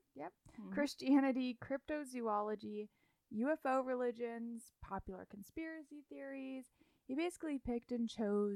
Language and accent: English; Florida, United States; I'm from Florida.